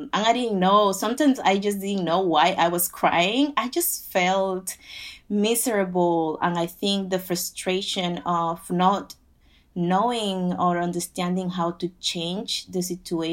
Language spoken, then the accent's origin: English; Panama; also born or lived in Queens, New York; now in New York, United States; I am originally from Panama, and I am 34 years old.